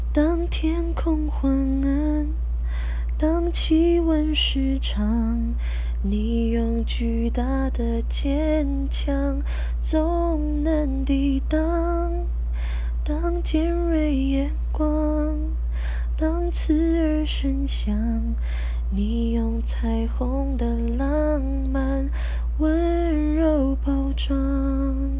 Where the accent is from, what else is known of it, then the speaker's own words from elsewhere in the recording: Taiwan; 身为台湾人也感到非常的骄傲